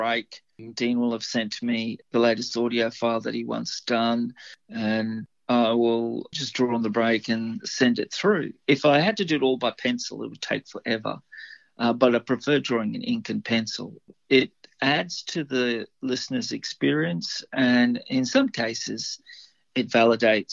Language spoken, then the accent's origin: English; Livingstone, Southern Province, Zambia; now in Australia; I was brought up in Africa, so I was born in Zambia.